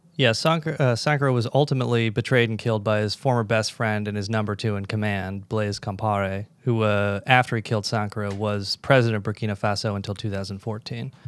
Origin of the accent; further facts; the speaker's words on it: United States; as an American